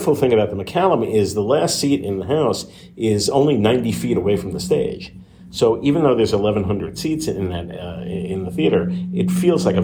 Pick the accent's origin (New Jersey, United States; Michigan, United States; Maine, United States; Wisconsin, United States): New Jersey, United States; moved away as an adult; now in Coachella Valley, United States; I moved here from New Jersey. I'm a real tried and true Jersey boy